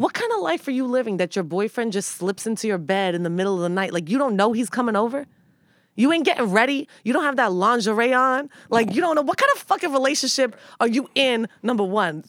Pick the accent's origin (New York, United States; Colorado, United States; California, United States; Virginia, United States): New York, United States; New York City; born or raised there